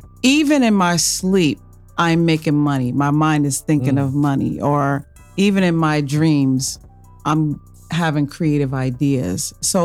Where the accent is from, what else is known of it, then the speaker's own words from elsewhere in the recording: Kingston, New York, United States; Kingston, New York. That's upstate.